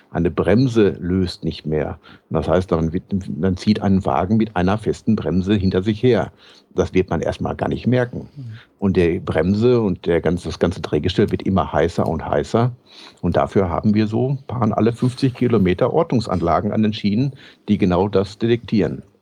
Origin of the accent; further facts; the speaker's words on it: North Rhine-Westphalia, Germany; Ich bin Westfale, was habe ich mit dem Rheinland zu tun?